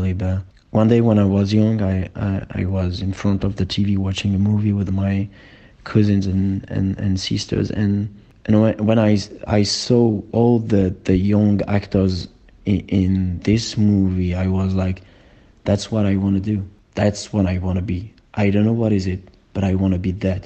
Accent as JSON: {"language": "English", "town": "Rouen", "region": "Normandy", "country": "France", "tie": "born or raised there", "also_born_or_lived": "Paris", "said": "I grew up in Rouen, in Normandy."}